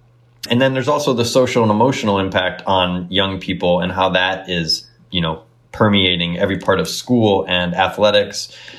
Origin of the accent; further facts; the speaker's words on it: Elmhurst, Illinois, United States; I grew up in Elmhurst.